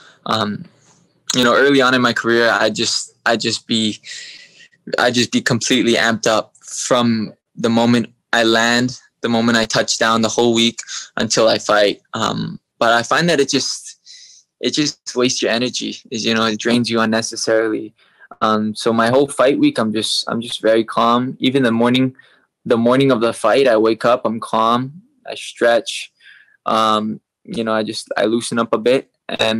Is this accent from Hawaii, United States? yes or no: yes; Hawaii, United States; accent: American; also born or lived in Vancouver, Canada; I was raised my whole life in Hawaii